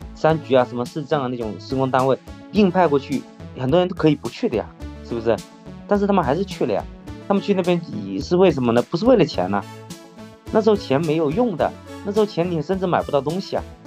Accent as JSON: {"language": "Chinese", "region": "Guangdong", "country": "China", "also_born_or_lived": "Beijing / Wuhan", "said": "我们广东那边有一个思，思想吧，就是说睡大街也要自己当老板，不要去打工"}